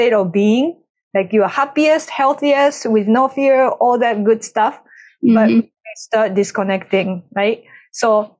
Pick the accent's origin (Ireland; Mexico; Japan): Japan; moved away; I grew up in Japan